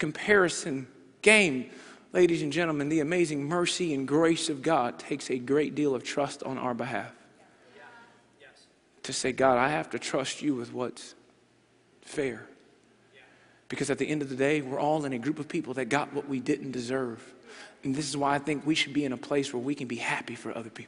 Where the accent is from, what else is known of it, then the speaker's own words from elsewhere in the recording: United States; we are from America